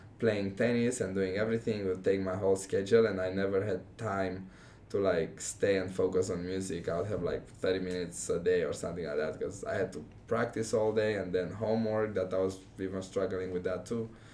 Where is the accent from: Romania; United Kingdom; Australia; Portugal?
Romania; first language Romanian; English is a second language; also born or lived in Texas; now in Omaha, United States; I came here knowing just Romanian.